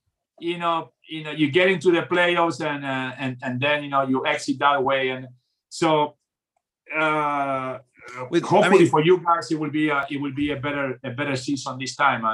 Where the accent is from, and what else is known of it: Montevideo, Uruguay; born or raised there; also born or lived in Argentina; now in United States